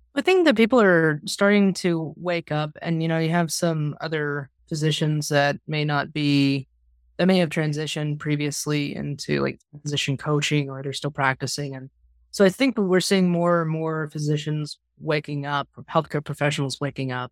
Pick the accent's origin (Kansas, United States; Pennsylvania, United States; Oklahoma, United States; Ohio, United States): Kansas, United States; I'm a Midwesterner born and raised here in Kansas